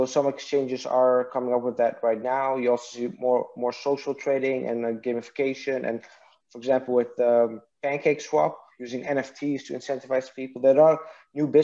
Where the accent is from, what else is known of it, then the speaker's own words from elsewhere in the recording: Netherlands; English is a second language; also born or lived in Iraq; raised in Netherlands.